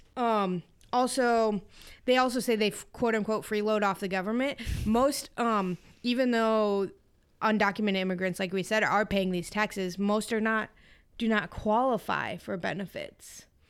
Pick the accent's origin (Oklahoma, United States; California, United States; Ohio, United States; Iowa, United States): Iowa, United States; I'm from Iowa